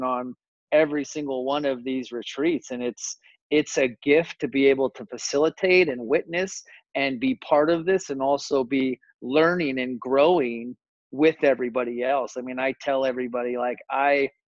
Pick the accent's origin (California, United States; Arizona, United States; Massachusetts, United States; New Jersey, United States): Arizona, United States; Phoenix; I grew up here in Phoenix, Arizona